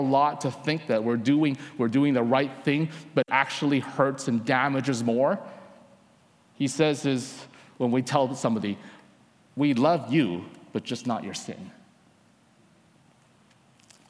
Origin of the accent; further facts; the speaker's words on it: Vancouver, British Columbia, Canada; I'm from Vancouver, Canada.